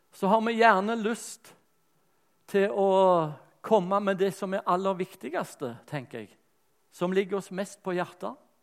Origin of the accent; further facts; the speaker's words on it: Rogaland, Norway; accent: Rogaland dialect; moved away; also born or lived in Lyngdal / Sørlandet / Bergen; dialekten er rogalandsk